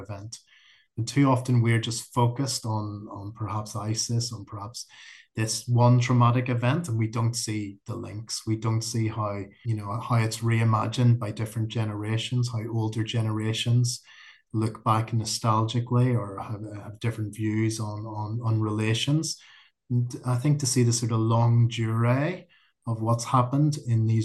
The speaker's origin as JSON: {"language": "English", "town": "Belfast", "region": "Northern Ireland", "country": "United Kingdom", "said": "I'm from Belfast"}